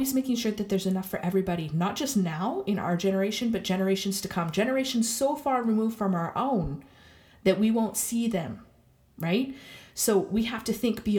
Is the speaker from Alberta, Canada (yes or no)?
yes; Lac Ste. Anne, Alberta, Canada; now in Montreal, Canada; I'm from Lac Saint Anne, Alberta, currently living in Montreal.